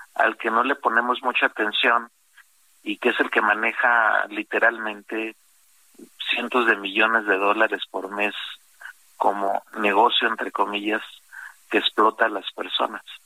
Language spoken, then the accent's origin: Spanish; Mexico; 30% somos mexicanos, porque también nosotros ya estamos otra vez yendo a Estados Unidos